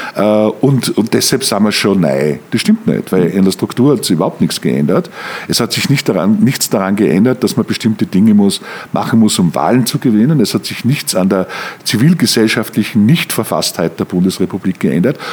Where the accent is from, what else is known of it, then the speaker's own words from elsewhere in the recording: Mürzzuschlag, Styria, Austria; moved away as an adult; now in Germany; Ich komme komm aus dem Mürztal, ich komme aus Mürzzuschlag